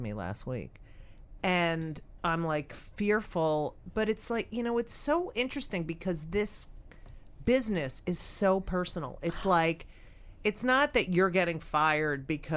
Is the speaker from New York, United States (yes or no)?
no; New Jersey, United States; I grew up in New Jersey.